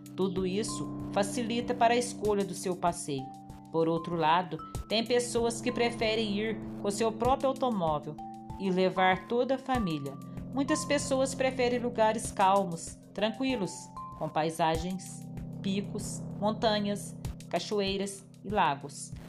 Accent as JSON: {"language": "Portuguese", "town": "Aiuruoca", "region": "Minas Gerais", "country": "Brazil", "said": "Sou da cidade de Airoca, Minas Gerais"}